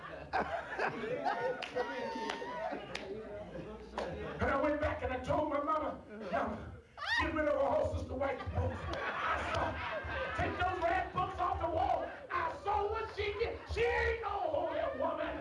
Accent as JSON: {"language": "English", "town": "Dayton", "region": "Ohio", "country": "United States", "tie": "born or raised there", "said": "I grew up in Ohio, Dayton, Ohio"}